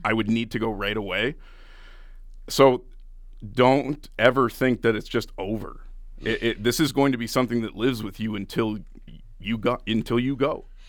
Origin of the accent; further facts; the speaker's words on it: Ottawa, Ontario, Canada; moved away as an adult; also born or lived in Grande Prairie / Red Deer; I was born and raised in Ottawa